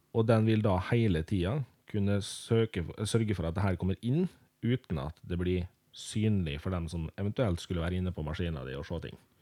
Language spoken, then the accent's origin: Norwegian; Molde, Møre og Romsdal, Norway; jeg er da født og oppvokst i Molde